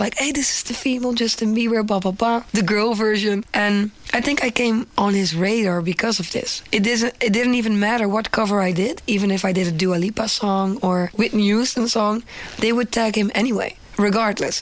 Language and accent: English; Netherlands; English is a second language; I am from the Netherlands and I'm a singer